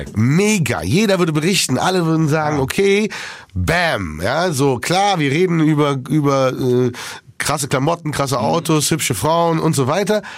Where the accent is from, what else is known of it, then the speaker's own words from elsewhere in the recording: Berlin, Germany; ich komme ja aus Berlin, ich kenne die Sonderallee